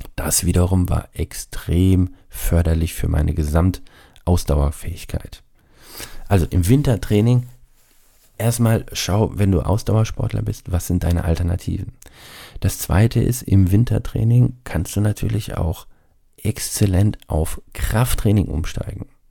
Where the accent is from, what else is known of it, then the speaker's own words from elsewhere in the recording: Rhine-Neckar region, Baden-Württemberg, Germany; ich bin ja aus der Rhein-Neckar-Region hier, also Heidelberg, Mannheim, so die Gegend